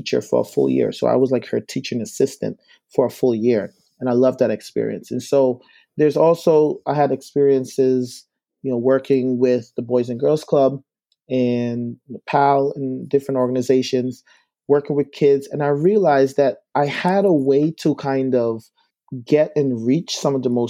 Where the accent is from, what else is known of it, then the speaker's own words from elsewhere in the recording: Guyana; now in Albany, United States; I'm originally from South America in Guyana. And so I moved here to the States in 2001.